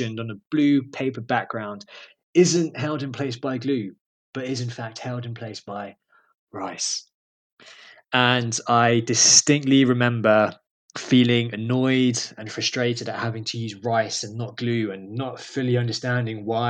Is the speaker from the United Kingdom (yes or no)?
yes; London, United Kingdom; I am originally from London. I was born and raised there in a borough called Camden